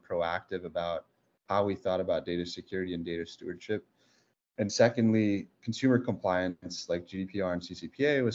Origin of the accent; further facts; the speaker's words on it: South Bay area, California, United States; We grew up together in the South Bay area